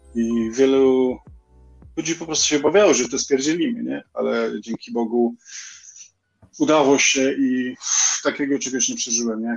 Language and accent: Polish; Poland; now in England; jestem z Polski